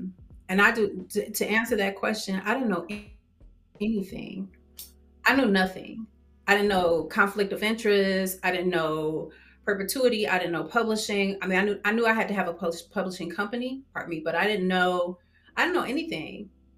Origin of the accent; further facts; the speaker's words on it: Detroit, Michigan, United States; accent: Detroit; Now, if I'm mad, you know, I have like my New York accent, but at that time it was very much Detroit.